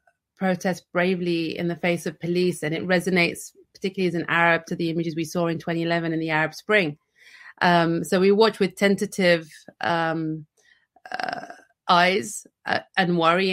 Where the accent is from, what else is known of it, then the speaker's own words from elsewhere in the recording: United Kingdom; I can just talk from my own positionality as a British Muslim and as a Bahraini citizen.